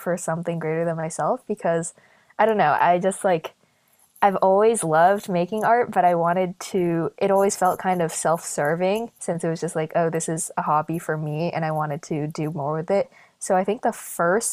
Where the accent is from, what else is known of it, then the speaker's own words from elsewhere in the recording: Western Massachusetts, United States; I'm from Western Massachusetts